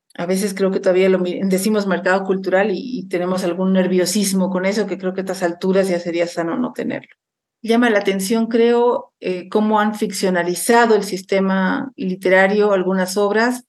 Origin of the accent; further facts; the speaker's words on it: Bolivia; países como el mío, Bolivia